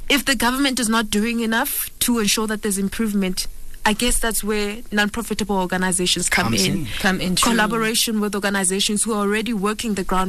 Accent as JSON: {"language": "English", "town": "Soweto", "region": "Gauteng", "country": "South Africa", "said": "I'm from Soweto"}